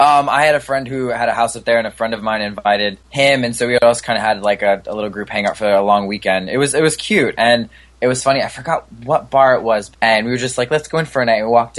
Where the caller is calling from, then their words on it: New York City, New York, United States; East Harlem, New York City.